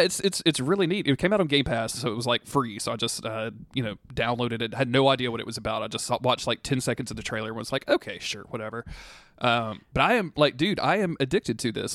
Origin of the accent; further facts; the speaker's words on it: the South, United States; I was raised in the South